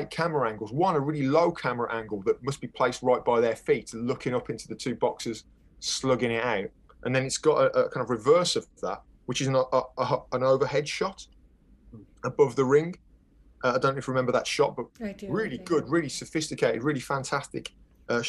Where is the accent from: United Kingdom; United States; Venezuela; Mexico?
United Kingdom; near Birmingham, West Midlands; That's a city where I'm close to where I was brought up